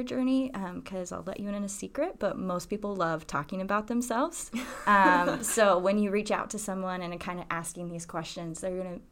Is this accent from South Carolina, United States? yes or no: yes; South Carolina, United States; moved away; I'm originally from South Carolina. I have a lot of pride for my home state